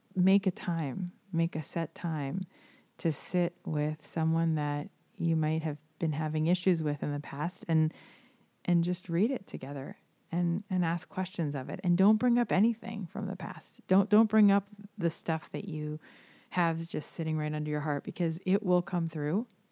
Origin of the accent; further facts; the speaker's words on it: South Florida, United States; I, I grew up here in South Florida